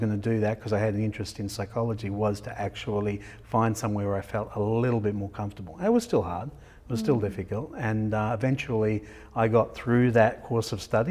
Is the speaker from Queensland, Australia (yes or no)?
yes; Laura, Queensland, Australia; also born or lived in Stradbroke Island; But I also grew up with the Kuku Yalanji and Kuku Taipan people of far north Queensland. So in the middle of the Cape, in a little town called Laura.